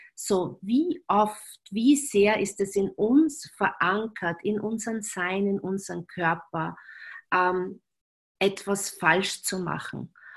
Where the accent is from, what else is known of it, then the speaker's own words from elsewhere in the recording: Graz, Styria, Austria; accent: Styrian; now in Vienna, Austria; in Graz verheiratet, dort, wo ich praktisch aufgewachsen bin